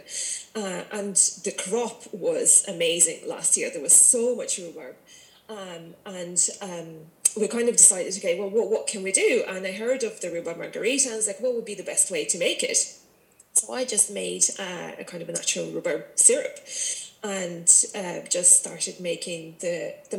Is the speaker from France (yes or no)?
no; Russia; moved away as an adult; also born or lived in Ireland / London; now in Virginia, Ireland; I'm originally from Russia.